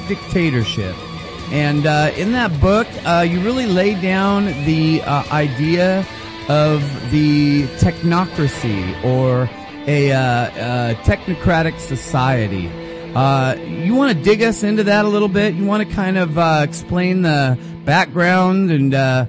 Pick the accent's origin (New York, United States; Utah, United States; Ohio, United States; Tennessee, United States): Ohio, United States; Kent; I grew up in Kent.